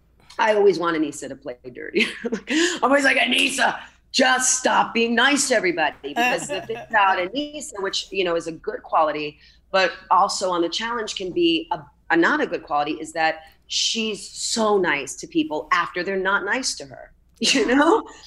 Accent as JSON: {"language": "English", "town": "Miami", "region": "Florida", "country": "United States", "tie": "born or raised there", "said": "And I'm from Miami and, you know, not born, but raised here."}